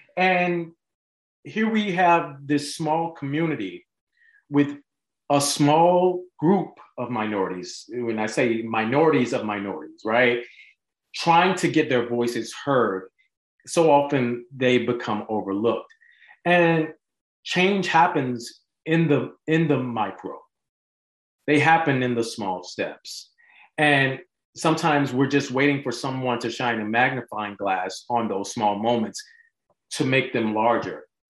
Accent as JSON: {"language": "English", "town": "Montgomery", "region": "Alabama", "country": "United States", "tie": "born or raised there", "also_born_or_lived": "Los Angeles", "moved": "yes", "said": "I grew up in Montgomery, Alabama, home of the Civil Rights Movement"}